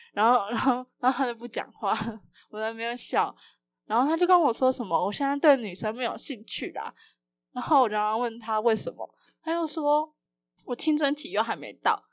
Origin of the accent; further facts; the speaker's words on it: Taipei, Taiwan; 因为我是台北人